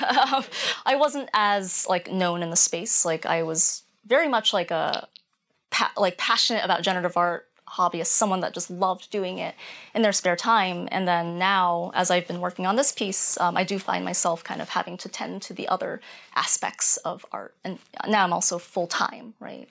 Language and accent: English; rural Maine, United States; I grew up in rural Maine